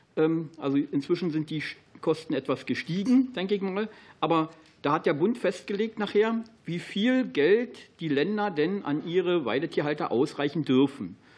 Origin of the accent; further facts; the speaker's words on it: Brandenburg, Germany; Für mich als Brandenburger